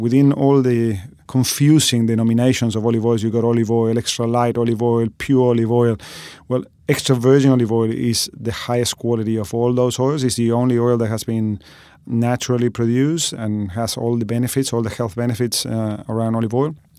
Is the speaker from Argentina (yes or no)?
yes; Argentina; moved away as an adult; now in Australia; I'm originally from Argentina